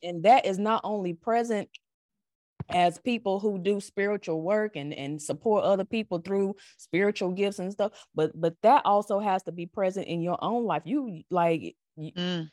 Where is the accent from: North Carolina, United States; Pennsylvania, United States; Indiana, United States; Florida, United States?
North Carolina, United States; accent: North Carolina; now in Virginia, United States; I was raised in the South. Like this accent you hear ain't Virginia. This is North Carolina.